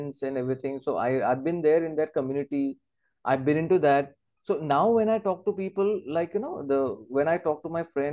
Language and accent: English; Assam, India; I'm from that place and I've grown from that place